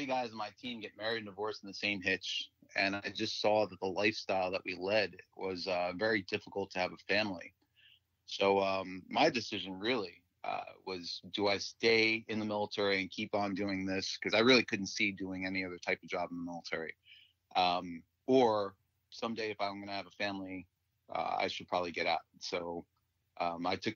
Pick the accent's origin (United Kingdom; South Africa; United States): United States; Westfield, New Jersey; I grew up in Westfield, New Jersey